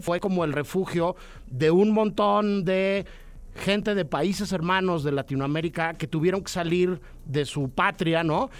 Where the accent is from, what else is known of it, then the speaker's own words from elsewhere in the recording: Mexico City, Mexico; los que crecimos en la Ciudad de México